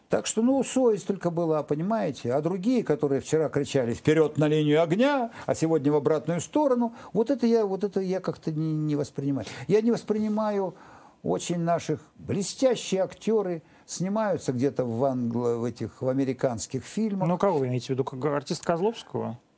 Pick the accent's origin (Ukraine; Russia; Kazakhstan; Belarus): Ukraine; Я украинец, вот такой вот украинец, щирый.